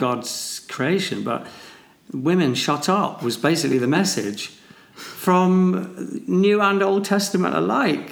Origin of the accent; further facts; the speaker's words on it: Manchester, North West England, United Kingdom; I'm a bloke from Manchester